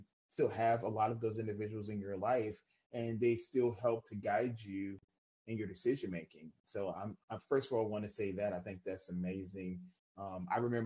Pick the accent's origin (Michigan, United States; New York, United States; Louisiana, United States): Louisiana, United States; New Orleans; growing up in New Orleans